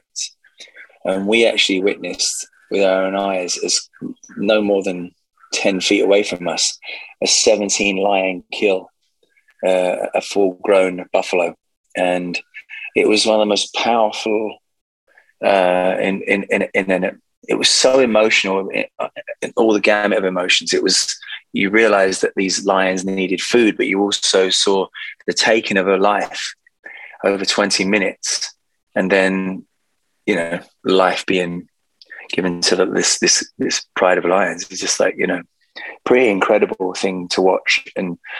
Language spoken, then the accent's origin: English; London, United Kingdom; I've just come back to sunny London. So I'm really happy to be back in my hometown